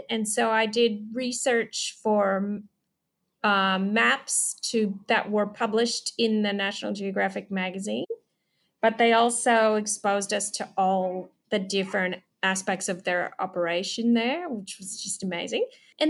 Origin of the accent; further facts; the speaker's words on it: Chicago, Illinois, United States; born there; also born or lived in North Carolina / Upper Michigan / Washington, D.C. suburbs; I was born in Chicago. And I grew up all different places around the US, North Carolina, Upper Michigan. I went to high school in the suburbs of Washington, D.C.